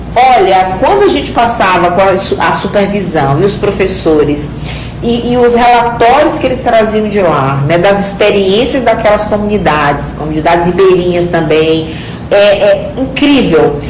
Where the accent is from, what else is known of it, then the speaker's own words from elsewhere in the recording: Mirador, Maranhão, Brazil; moved away; Eu nasci, eu sou do sul do Maranhão, né, numa cidadezinha chamada Mirador